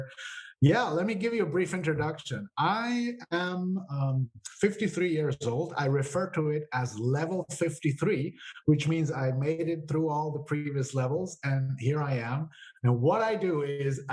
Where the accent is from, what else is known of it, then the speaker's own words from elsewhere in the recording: Switzerland; I was born and raised here in Switzerland, but I'm the son of an Italian father and an Austrian mother